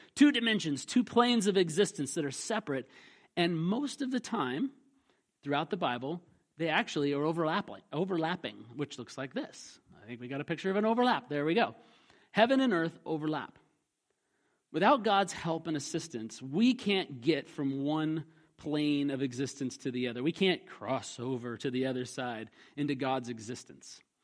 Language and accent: English; Alaska, United States; a kid growing up in Alaska